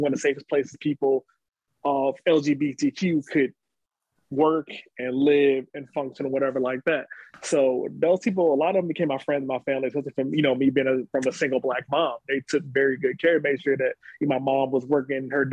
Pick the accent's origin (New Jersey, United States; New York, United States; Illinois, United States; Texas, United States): Illinois, United States; Chicago; So when I grew up in Chicago, was not a Lakeview area.